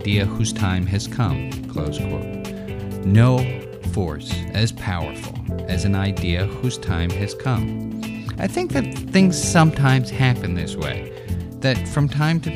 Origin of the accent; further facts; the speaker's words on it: New York City, New York, United States; growing up in New York City, rational Upper West Sider